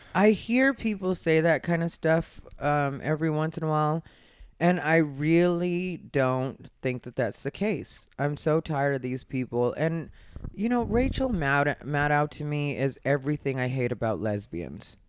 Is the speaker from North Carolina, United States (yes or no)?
no; Arizona, United States; I was raised in Arizona